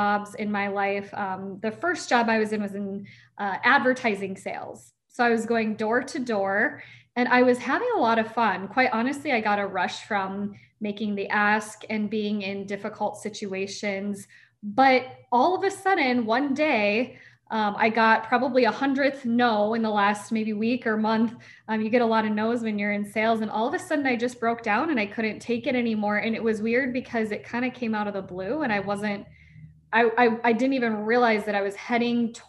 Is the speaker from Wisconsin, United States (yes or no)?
no; Niceville, Florida, United States; I was born in Niceville, Florida